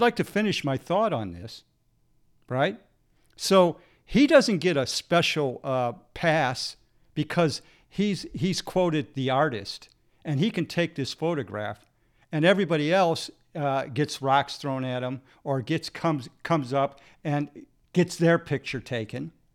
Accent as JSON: {"language": "English", "country": "United States", "tie": "born or raised there", "said": "growing up in America"}